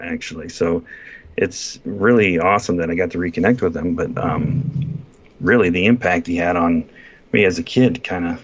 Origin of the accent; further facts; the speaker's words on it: Northeast Ohio, United States; I grew up in Northeast Ohio